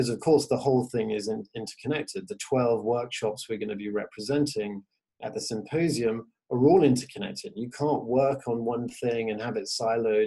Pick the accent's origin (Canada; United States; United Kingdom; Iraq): United Kingdom; England; I'm Venezuelan American, but grew up in England